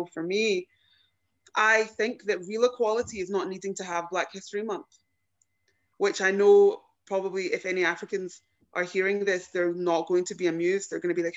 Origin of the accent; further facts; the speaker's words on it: Glasgow, Scotland, United Kingdom; being born here